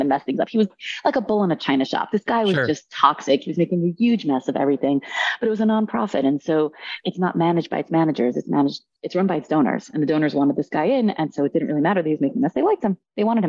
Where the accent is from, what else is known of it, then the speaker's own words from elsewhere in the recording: New York, United States; I'm from New York